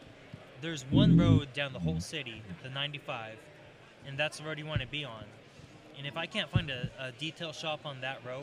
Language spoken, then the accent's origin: English; Arizona, United States; also born or lived in Chandler / Casa Grande / Tucson; now in Bullhead City, United States; I've been around Arizona my whole life. You know, I've been in Chandler, Casa Grande.